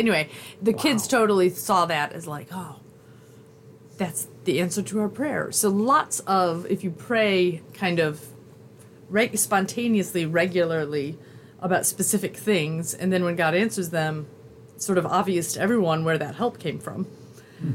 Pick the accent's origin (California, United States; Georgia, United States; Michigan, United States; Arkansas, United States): Michigan, United States; From my hometown